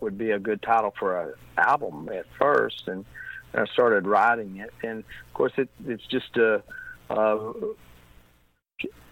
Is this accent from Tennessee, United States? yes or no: yes; Tennessee, United States; moved away as an adult; now in Heber Springs, United States; I am from Tennessee